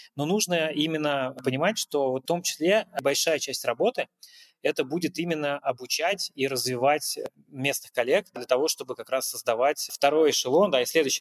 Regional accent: Russia; moved away as an adult; now in Uzbekistan; как россиянин, приехавший сюда

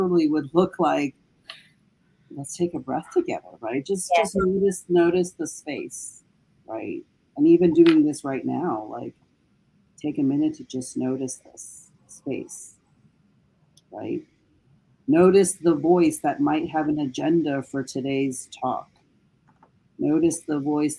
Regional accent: United States; growing up in the United States

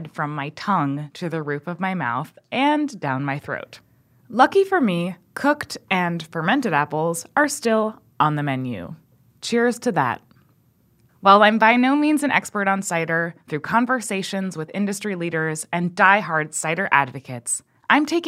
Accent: Hudson Valley, New York, United States; I grew up in the Hudson Valley and was surrounded by apple orchards

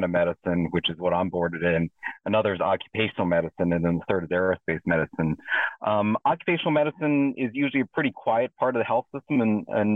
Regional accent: Allentown, Pennsylvania, United States; moved away as an adult; also born or lived in Cleveland; now in Maryland, United States; So I was born and raised in Allentown, Pennsylvania.

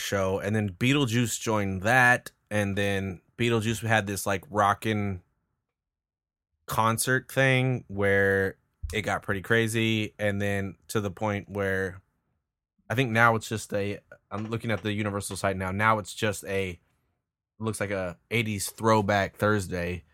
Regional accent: California, United States; moved away; I'm from California

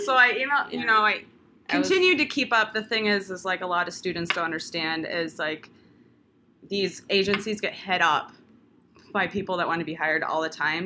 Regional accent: Sioux Falls, South Dakota, United States; accent: Midwest; moved away as an adult; now in Pensacola, United States; born and raised in Sioux Falls, South Dakota

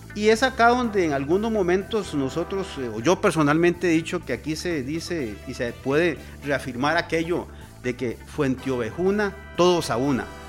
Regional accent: Costa Rica; como costarricenses

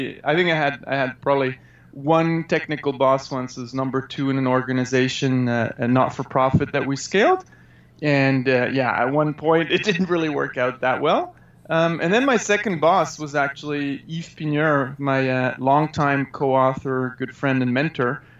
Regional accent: German-speaking Switzerland, Switzerland; also born or lived in Canada; I grew up in Switzerland, 5 years in Canada when I was a kid from 2 to 7, then back to Switzerland in the German-speaking part

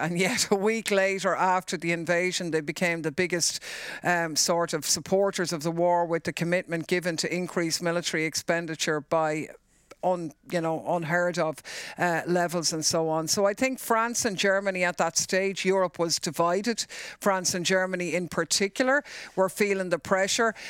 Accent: Ireland; for us as Irish people

